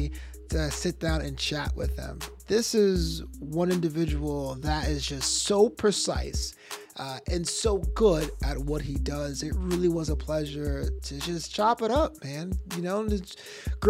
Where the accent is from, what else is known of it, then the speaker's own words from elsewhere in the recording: New York City, New York, United States; I grew up in Brooklyn on the Flatland side, near like Kings Plaza and off the Belt